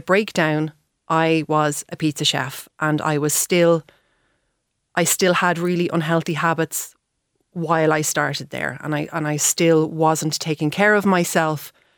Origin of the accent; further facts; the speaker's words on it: Dublin, Leinster, Ireland; moved away as an adult; also born or lived in Paris / Galway; I'm originally from Dublin